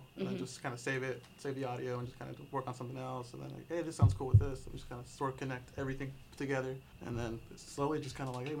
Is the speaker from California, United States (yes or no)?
yes; Ceres, California, United States; Yeah, I'm from Ceres as well.